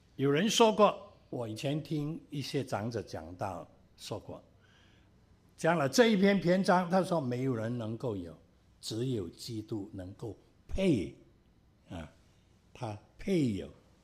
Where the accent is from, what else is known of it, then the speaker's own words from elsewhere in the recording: Cantonese people, Guangdong, China; 我们广东人有时说了